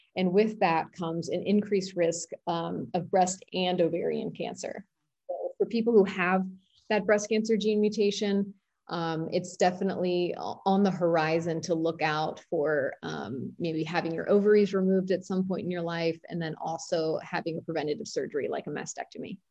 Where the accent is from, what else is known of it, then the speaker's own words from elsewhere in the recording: Washington, District of Columbia, United States; I grew up in Washington, D C, which is the home of Shady Grove Fertility